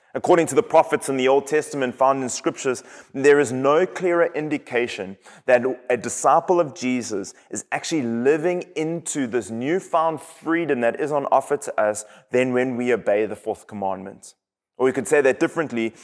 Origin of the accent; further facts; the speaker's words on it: KwaZulu-Natal, South Africa; now in United States; I am from South Africa. And in my hometown on the east coast of South Africa